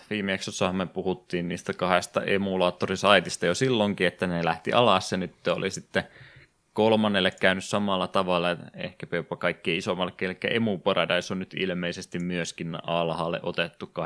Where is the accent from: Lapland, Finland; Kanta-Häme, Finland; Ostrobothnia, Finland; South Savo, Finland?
South Savo, Finland; Savonlinna; moved away; kun minäkin olen Savonlinnasta muuttanut pois